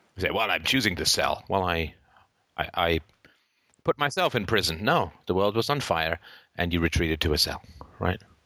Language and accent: English; Ireland; I happen to be born in Ireland.